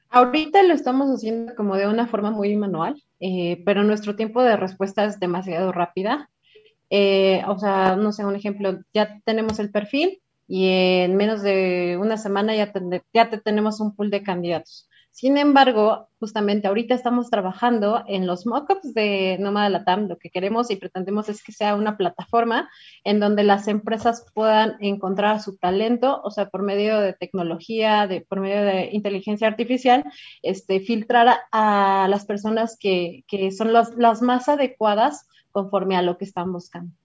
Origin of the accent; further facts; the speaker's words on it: Toluca, State of Mexico, Mexico; now in Mexico City, Mexico; Yo soy de Toluca, pero muchos años he vivido aquí en Ciudad de México